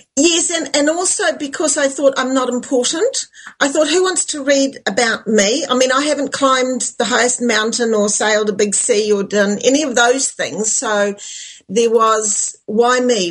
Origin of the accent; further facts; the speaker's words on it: New Zealand; I'm from New Zealand